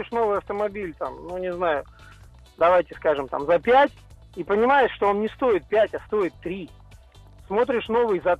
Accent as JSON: {"language": "Russian", "region": "Siberia", "country": "Russia", "tie": "born or raised there", "also_born_or_lived": "Caucasus", "said": "Ой, слушайте, у меня большая география. Родился на Кавказе, вырос в Сибири."}